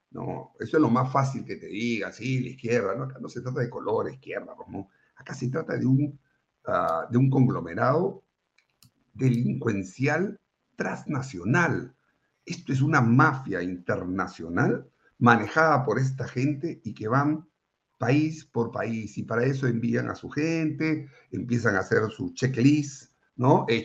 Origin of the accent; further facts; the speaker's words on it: Colombia; Yo no podía creer que un pueblo como el colombiano, bueno, tampoco nunca me imaginé que nosotros íbamos a estar en esta situación